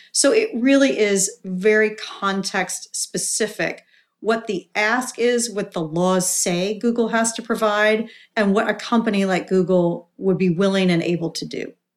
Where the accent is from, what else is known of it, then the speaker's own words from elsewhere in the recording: Kentucky, United States; moved away; I grew up in Kentucky